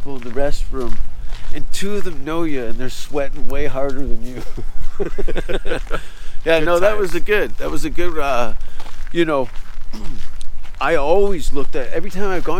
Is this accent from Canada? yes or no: yes; Hamilton, Ontario, Canada; moved away as an adult; now in Los Angeles, United States; my hometown was empty